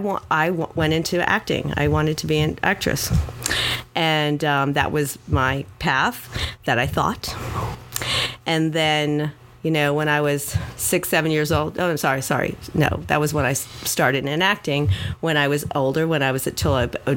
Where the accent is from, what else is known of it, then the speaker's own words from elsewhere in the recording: Miami, Florida, United States; also born or lived in New York / Los Angeles / Louisiana; born and raised here in Miami, Southwest High School